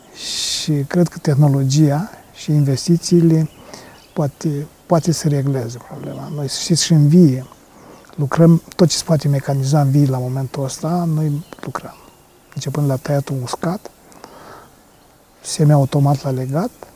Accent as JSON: {"language": "Romanian", "country": "Romania"}